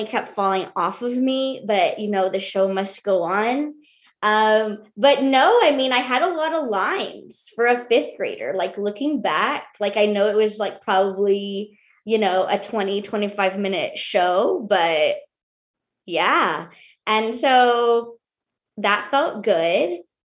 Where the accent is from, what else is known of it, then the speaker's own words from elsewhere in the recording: Houston, Texas, United States; I went to high school in Houston. All of this was in Houston. I grew up in Houston